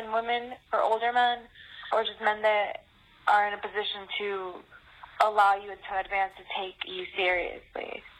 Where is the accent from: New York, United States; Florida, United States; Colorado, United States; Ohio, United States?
Florida, United States; Tampa; I'm from Tampa, Florida.